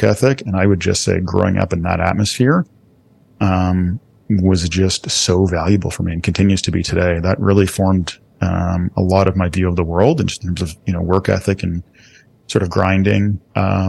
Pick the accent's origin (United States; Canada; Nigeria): Canada; Toronto, Ontario; moved away; we grew up in Scarborough